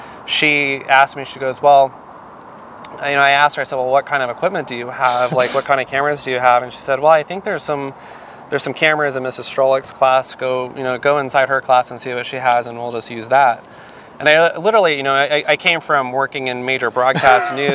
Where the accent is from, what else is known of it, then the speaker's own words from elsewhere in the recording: Arizona, United States; moved away as an adult; also born or lived in New York; my home state, which is Arizona